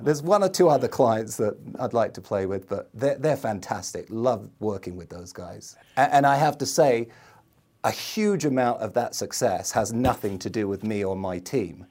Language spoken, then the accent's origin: English; London, United Kingdom; moved away as an adult; now in United States; I grew up in the middle of London